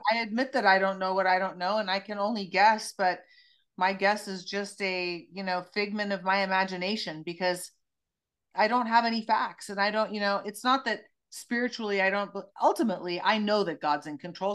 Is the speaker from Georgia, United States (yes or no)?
no; Santa Cruz, California, United States; my hometown of Santa Cruz